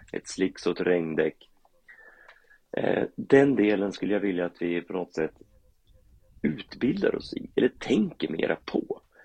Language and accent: Swedish; Karlskoga, Örebro County, Sweden; jag är ju uppvuxen i Karlskoga